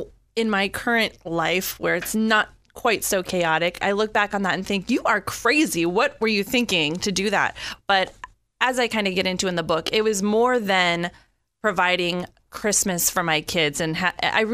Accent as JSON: {"language": "English", "town": "Peoria", "region": "Illinois", "country": "United States", "also_born_or_lived": "Pittsburgh, Pennsylvania", "moved": "yes", "lives_now": "Florida, United States", "said": "I'm from Illinois."}